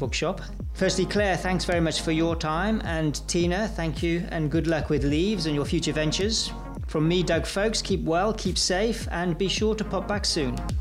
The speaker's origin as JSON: {"language": "English", "region": "England", "country": "United Kingdom", "said": "I'm an Englishman"}